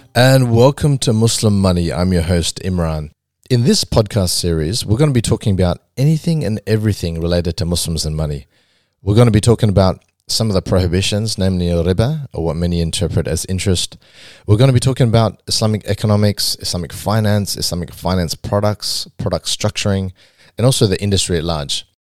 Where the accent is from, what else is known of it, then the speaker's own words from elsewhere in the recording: Australia; growing up in Australia and growing up in the West